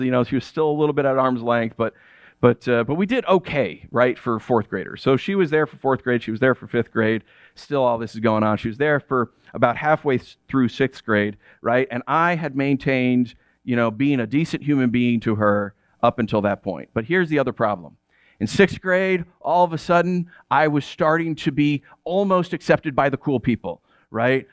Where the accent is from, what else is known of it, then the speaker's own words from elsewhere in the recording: United States; I'm American